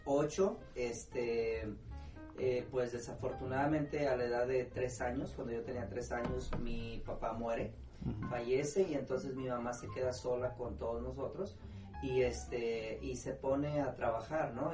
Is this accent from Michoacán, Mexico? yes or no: yes; Lázaro Cárdenas, Michoacán, Mexico; moved away as an adult; now in Houston, United States; soy de las Cárdenas, Michoacán